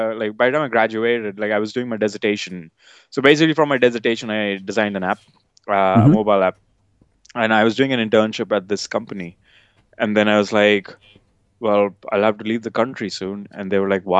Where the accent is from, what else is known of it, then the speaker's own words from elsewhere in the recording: outskirts of Delhi, India; moved away as an adult; now in United Kingdom; I grew up in India, based near Delhi, outskirts of Delhi